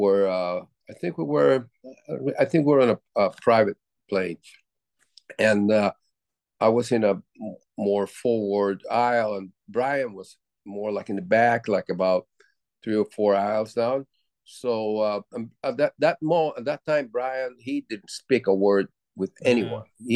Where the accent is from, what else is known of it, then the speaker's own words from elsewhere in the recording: Puerto Rico; growing up in Puerto Rico